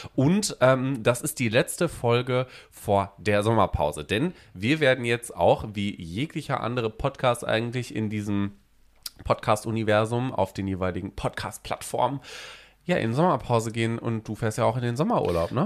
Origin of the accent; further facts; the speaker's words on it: North Rhine-Westphalia, Germany; now in Hamburg, Germany; Bei uns in Ostwestfalen, da wo ich ja wegkomme